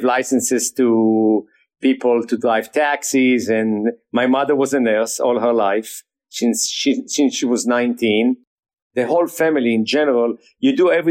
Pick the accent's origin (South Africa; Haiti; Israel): Israel; Jerusalem, Jerusalem District; moved away as an adult; now in United States; We grew up in Jerusalem.